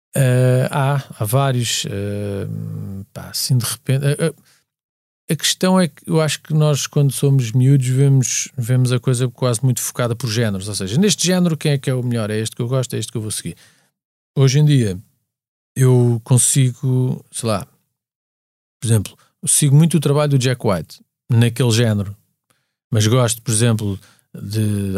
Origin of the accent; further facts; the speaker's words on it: Lisbon, Portugal; sou de Lisboa, cresci, nasci em Lisboa